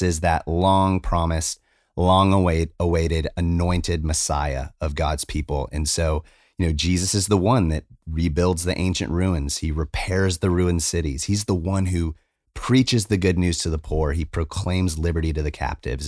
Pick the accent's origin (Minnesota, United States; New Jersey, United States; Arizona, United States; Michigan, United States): Arizona, United States; moved away; I come from Arizona